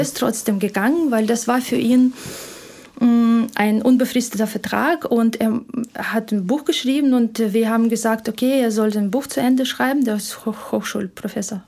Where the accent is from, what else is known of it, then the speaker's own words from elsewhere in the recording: Ukraine; German is a second language; moved away as an adult; now in Germany; Ich komme ursprünglich aus der Ukraine